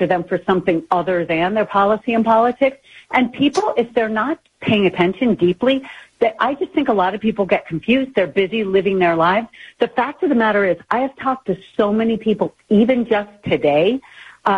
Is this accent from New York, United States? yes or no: yes; New York, United States; moved away as an adult; now in Utah, United States; I grew up in New York